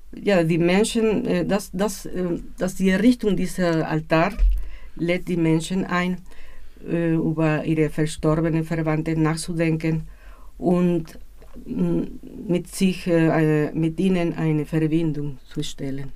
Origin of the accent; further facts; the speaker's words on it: Mexico City, Mexico; Ich bin aus Mexiko-Stadt